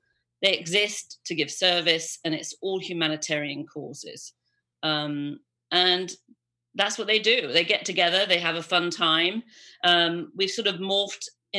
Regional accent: England, United Kingdom; moved away as an adult; also born or lived in Los Angeles, United States; I was born and raised about 10 minutes down the road from here

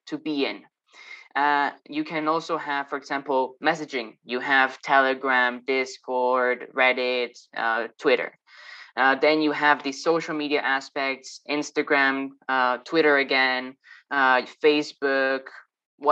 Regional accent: Madrid, Community of Madrid, Spain; moved away; Initially from Madrid

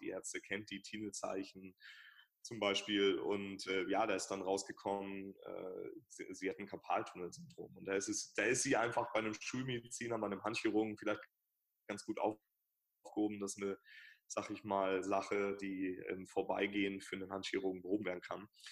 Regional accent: Hamburg, Germany; ich bin Hamburger, also meine Praxis ist in Hamburg

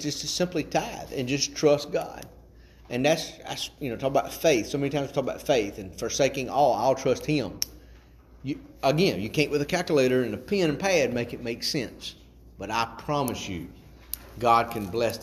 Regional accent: Chatham, Virginia, United States; also born or lived in Timberlake; I grew up in the Open Bible out in Chatham

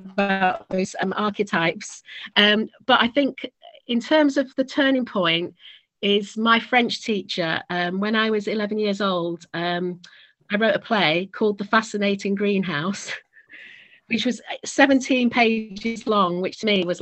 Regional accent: Manchester, North West England, United Kingdom; also born or lived in Australia / Cyprus; I was born in Australia, but I grew up a lot in Manchester

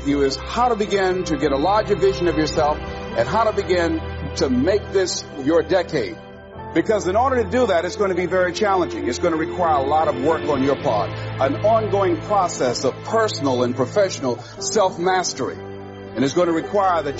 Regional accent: Miami, Florida, United States; I was born in Liberty City on a floor on 62nd Street, a twin brother and me

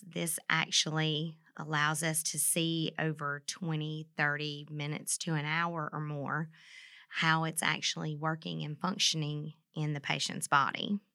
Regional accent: Mississippi, United States; moved away as an adult; now in Vincennes, United States; I'm from Mississippi

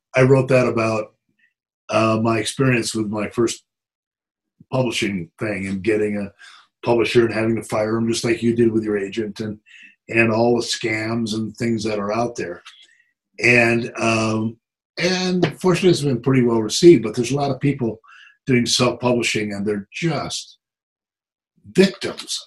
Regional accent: South Dakota, United States; moved away; I'm originally from South Dakota

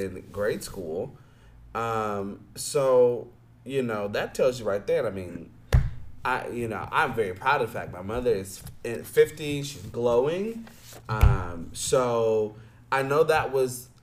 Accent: United States; as the American-born person

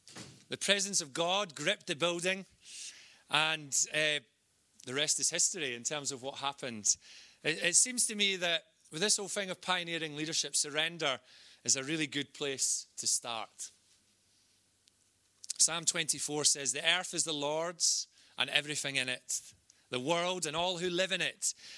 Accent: Scotland, United Kingdom; accent: Scottish; Roll the R's with my Scottish accent.

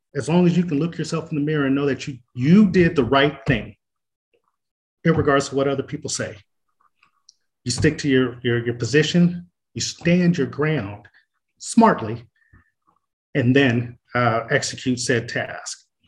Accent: Oceanside, California, United States; also born or lived in Marshall, Texas; I grew up on Boyner Street in Oceanside on the east side

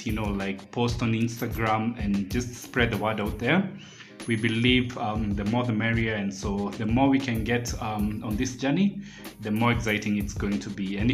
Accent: Kikuyu, Kiambu County, Kenya; I'm born and bred in Kikuyu

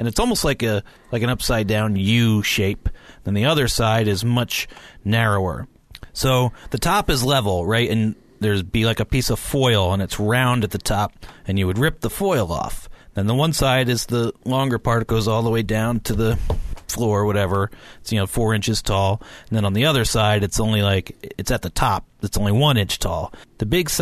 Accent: Pennsylvania, United States; now in Washington, D.C., United States; I'm from Pennsylvania

